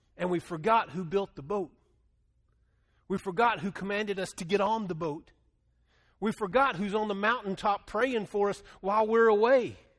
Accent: Texas Panhandle, United States; moved away; I grew up in the Panhandle of Texas

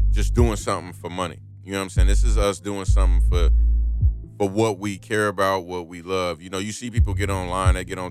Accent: Chicago, Illinois, United States; now in Las Vegas, United States; I'm from Chicago

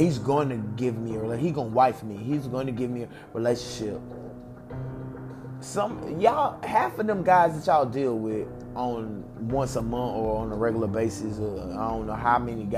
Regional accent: the South, United States; I'm from the South. I'm a South baby.

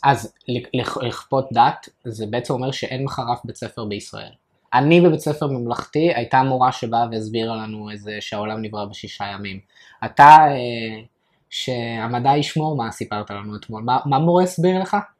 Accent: France; now in Israel; אני בתור צרפתי

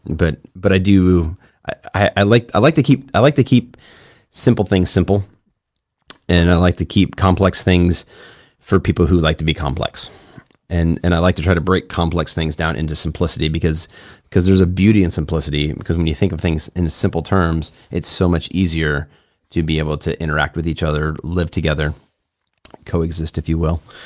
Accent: Chicago, Illinois, United States; now in San Diego, United States; I grew up in the suburbs of Chicago

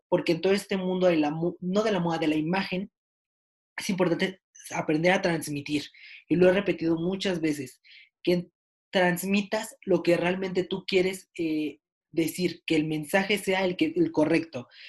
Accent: Mexico; yo que soy mexicano

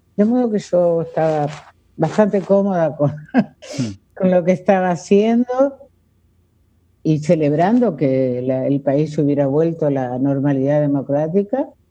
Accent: Villaguay, Entre Ríos, Argentina; also born or lived in Rosario, Santa Fe; now in Buenos Aires, Argentina; yo nací en Villaguay, en Entre Ríos, pero viví muchísimos años en, en Rosario

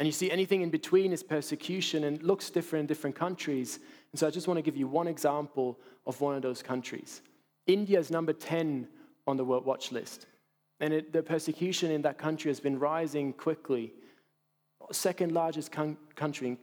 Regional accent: Basel, Basel-Stadt, Switzerland; my hometown in Basel, in Switzerland

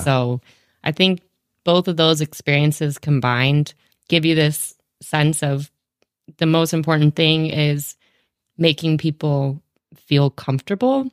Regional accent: North Carolina, United States; moved away as an adult; also born or lived in Virginia / Australia / Seattle; now in Fergus Falls, United States; I was born in North Carolina. Um, I grew up in North Carolina

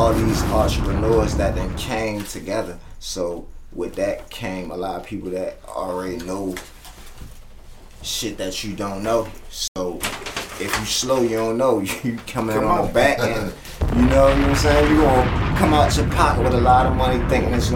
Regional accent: Baltimore, Maryland, United States; now in Atlanta, United States; I'm from West Baltimore

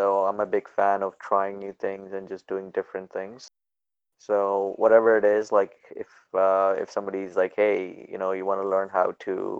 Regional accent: Edmonton, Alberta, Canada; also born or lived in Pakistan; I was born in Pakistan. I left when I was 8 years old, then grew up in Edmonton

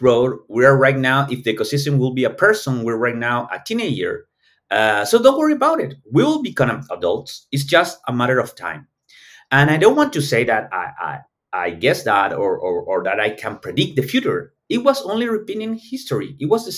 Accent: Chile

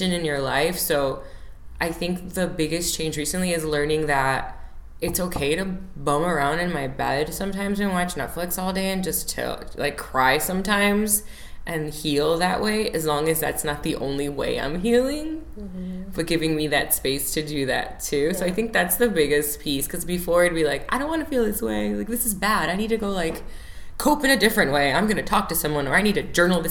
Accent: Chicago, Illinois, United States; also born or lived in Oak Lawn, Illinois; Chicago native. Chicago is a big piece of who I am. I was born and raised in Chicago

